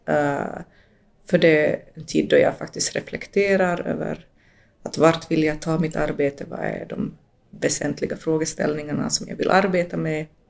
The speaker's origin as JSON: {"language": "Swedish", "country": "Finland", "also_born_or_lived": "Latin America (born) / Jakobstad region, Ostrobothnia", "said": "jag som finlandssvensk"}